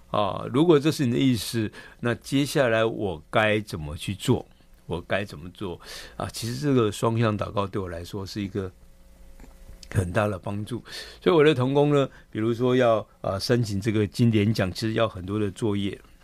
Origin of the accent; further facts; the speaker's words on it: Keelung, Taiwan; 我们本身是在基隆市区长大的